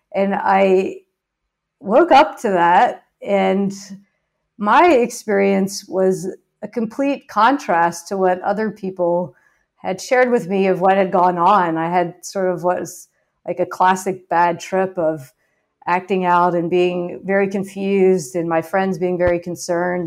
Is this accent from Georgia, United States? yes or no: no; Baton Rouge, Louisiana, United States; Louisiana, where I was growing up in Baton Rouge